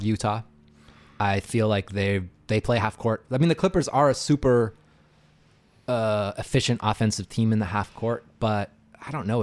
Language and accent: English; Canada; I'm Canadian